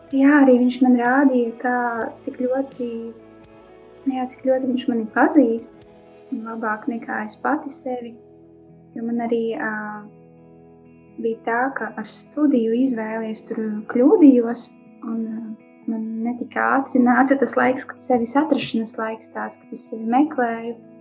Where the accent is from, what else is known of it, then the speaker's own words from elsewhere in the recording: Latvia; also born or lived in Daugavpils; now in Riga, Latvia; Es pati nāku no Latvijas, no Krasnodas. Iedzima Daugavpilī, jā, dzīvoju Krasnodā. Uzaugu Krasnodā, jā, tagad es dzīvoju Rīgā